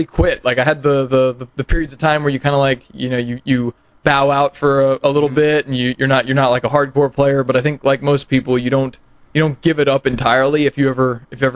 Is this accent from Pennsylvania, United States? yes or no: yes; Pennsylvania, United States; moved away as an adult; now in Huntsville, United States; I'm originally from Pennsylvania, but I moved down here when I came to college